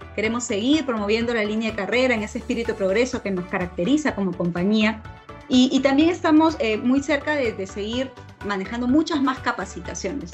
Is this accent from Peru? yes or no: yes; Peru; como peruanos